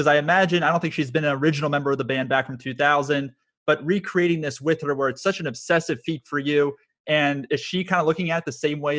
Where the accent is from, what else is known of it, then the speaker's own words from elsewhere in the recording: Westchester, New York, United States; So I'm from Westchester originally, so glad we have two New Yorkers here.